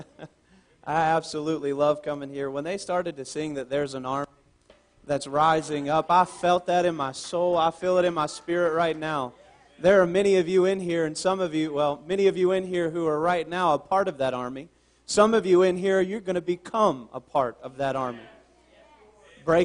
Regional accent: Southern Virginia, United States; moved away as an adult; I'm originally from Southern Virginia, not too far from you guys

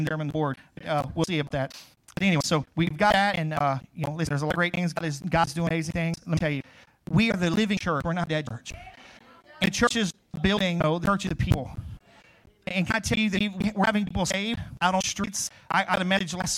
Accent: Crowley, United States; moved away; I grew up in Crowley, which is, you know, Westfields

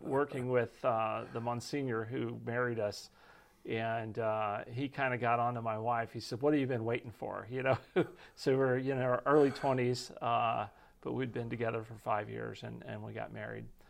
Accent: Texas, United States; moved away; my wife and I grew up in Texas

